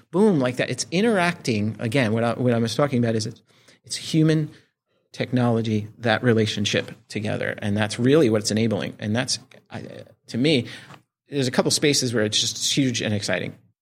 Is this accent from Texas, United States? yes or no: no; New Jersey, United States; I was growing up in Jersey.